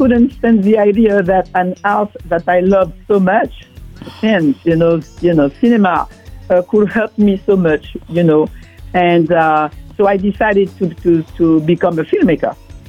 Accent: Martinique; moved away as an adult; now in Paris, France; Well, originally from Martinique. I'm from the Caribbean. And I went back to France, you know. I went to France to study. And I spent, I'm based in Paris.

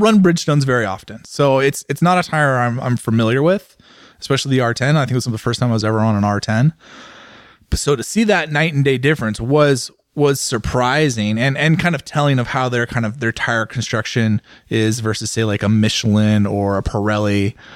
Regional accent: San Francisco Bay Area, California, United States; I grew up in the San Francisco Bay Area

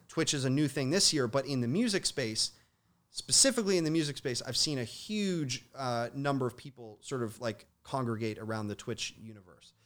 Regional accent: Toronto, Ontario, Canada; I grew up in Toronto

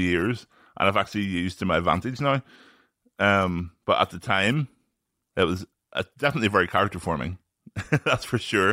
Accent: Northern Ireland, United Kingdom; born or raised there

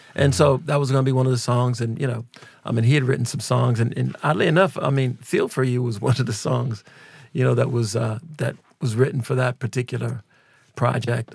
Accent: Minneapolis, Minnesota, United States; we're from Minneapolis

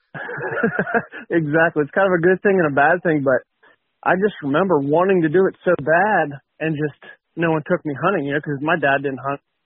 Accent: West Virginia, United States; I grew up in West Virginia, hunted in West Virginia

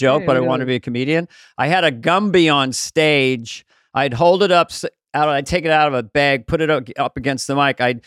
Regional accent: San Carlos, California, United States; also born or lived in Mill Valley / West Hollywood; I grew up in San Carlos, down on the peninsula

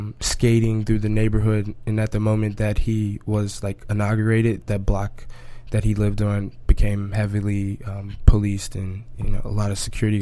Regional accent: Chicago, Illinois, United States; moved away as an adult; now in Brooklyn, United States; I'm from Chicago originally.

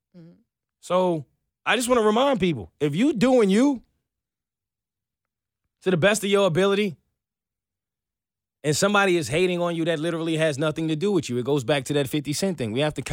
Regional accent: the South, United States; the white home I grew up here in the South.

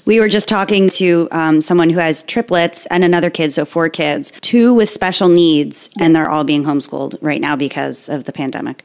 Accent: Margate City, New Jersey, United States; I'm from um, Margate, New Jersey, which is like way south, almost by Delaware

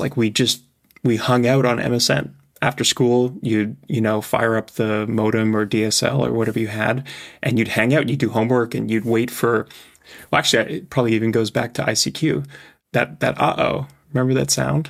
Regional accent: Canada; also born or lived in Europe / Asia; now in California, United States; I grew up in Canada, I've lived in Europe, I've lived in Asia, I now live in California

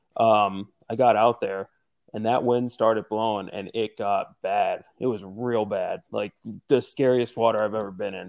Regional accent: Northeastern Pennsylvania, United States; I'm from Northeastern Pennsylvania

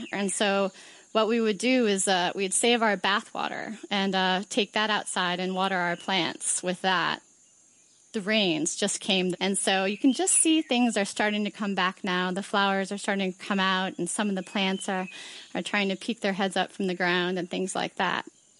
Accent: Gaborone, Botswana; I'm from Gaborone, Botswana. That's the place where I live.

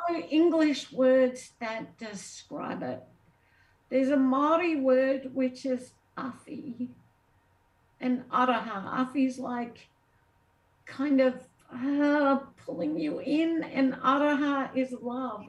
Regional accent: Australia; moved away as an adult; I'm Australian. I grew up with snakes that like look at you and kill you

